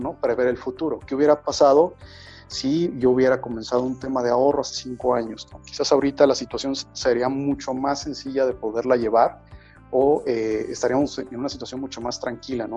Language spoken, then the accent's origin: Spanish; Mexico; como mexicanos